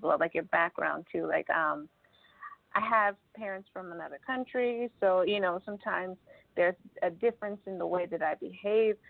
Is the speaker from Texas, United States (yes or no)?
no; Los Angeles, California, United States; i'm an artist from